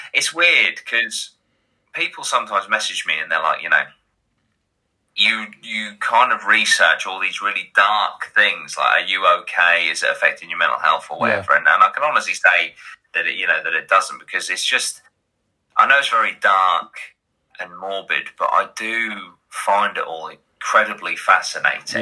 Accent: Great Yarmouth, East of England, United Kingdom; I am from Great Yarmouth.

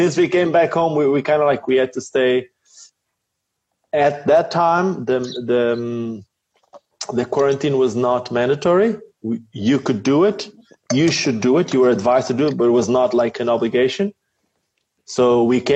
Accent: Portugal; moved away as an adult; also born or lived in Lisbon, Portugal / South Africa; since then we moved back to my hometown. And then my hometown is just it's chilled.

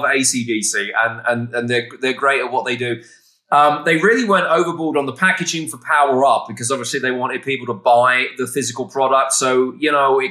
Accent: England, United Kingdom; I'm from England.

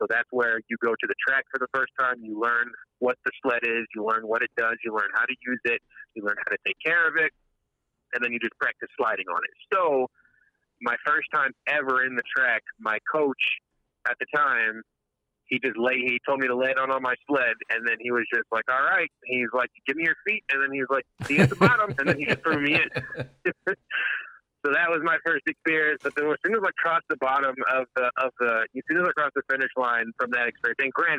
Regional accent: Jamaica; because I'm Jamaican.

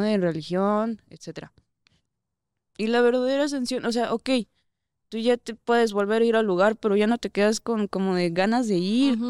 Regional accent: Durango, Mexico; now in Mexico City, Mexico; allá de donde yo soy, de Durango

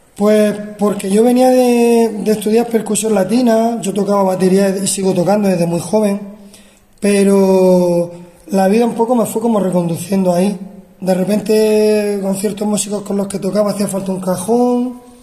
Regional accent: Murcia, Region of Murcia, Spain; yo soy de Murcia y estudié de niño, estudié en el conservatorio

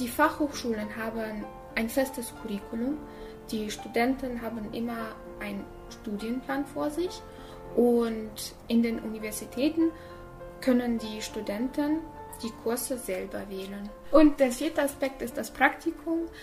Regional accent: Almaty, Kazakhstan; moved away as an adult; now in Germany; ich komme aus Kasachstan, ich bin in Almaty geboren und mit 18 Jahren äh, bin ich nach Deutschland gezogen

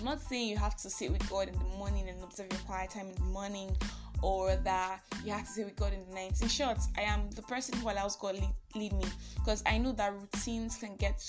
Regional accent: Nigeria; I'm that Nigerian Christian

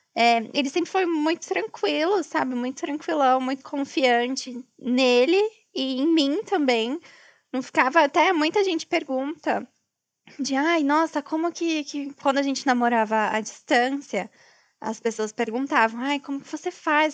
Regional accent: Brazil; moved away as an adult; eu sou brasileira

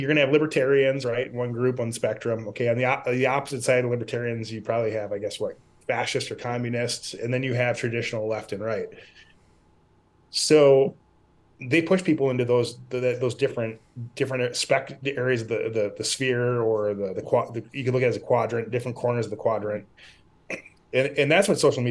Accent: Midwest, United States; I grew up in the Midwest around a lot of dairy farms

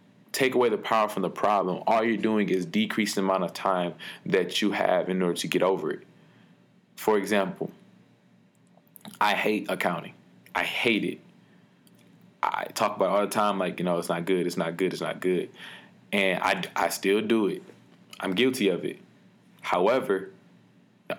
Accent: Detroit, Michigan, United States; When I was younger, growing up in Detroit

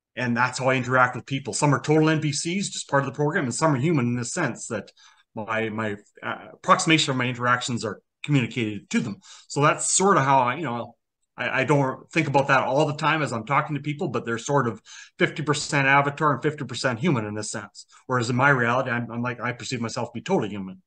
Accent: Canada; I was born in Canada

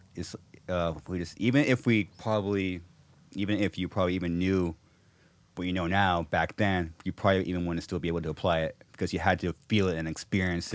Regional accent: Corona, California, United States; my hometown in Corona, Ca-, California.

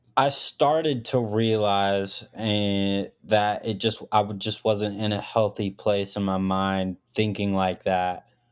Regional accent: Arkansas, United States; also born or lived in Smolensk, Russia; born there, came moved to, uh, Arkansas, rural city in Arkansas, really small town, and just kinda, yeah, just grew up and did

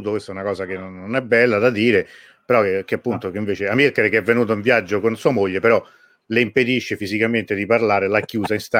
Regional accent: Calabria, Italy; io sono calabrese

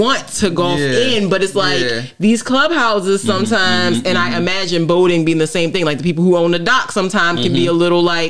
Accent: St. Mary's County, Maryland, United States; moved away; I'm from St. Mary's County, right, okay. originally. And so it's a water town

